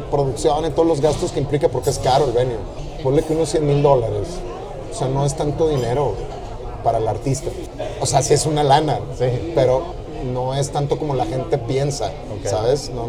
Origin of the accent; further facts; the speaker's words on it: Panama; also born or lived in Uruguay; now in Mexico City, Mexico; El día que cumplí tres años. Mi papá trabajó en bancos como toda su vida y trabajaba en un banco y se abrió la oportunidad de hacer una sucursal offshore del banco en Pan